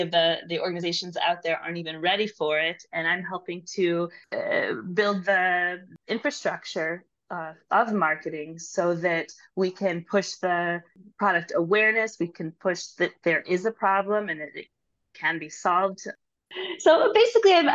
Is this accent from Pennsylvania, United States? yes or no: no; St. Louis, Missouri, United States; moved away as an adult; now in Israel; I am originally from St. Louis, Missouri, but I moved to Israel, I think, more than 20 years ago.